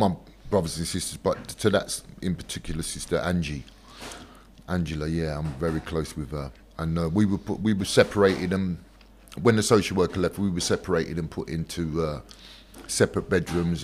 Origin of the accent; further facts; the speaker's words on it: London, United Kingdom; also born or lived in Sydenham / Brockley; I was born in 68 in Sydenham somewhere, and we moved to New Cross